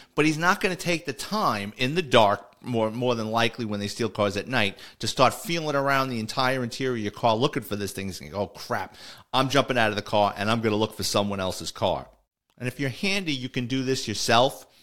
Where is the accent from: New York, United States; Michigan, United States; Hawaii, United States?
New York, United States; New York City; my childhood and growing up in the Bronx